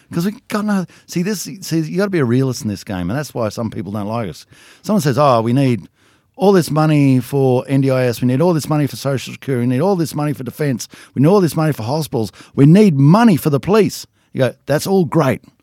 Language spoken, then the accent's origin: English; Danglemar, New South Wales, Australia; also born or lived in Charleville / Saint George / Moree / Werris Creek; I'm from Danglemar, right? I don't, there's not much happening at Danglemar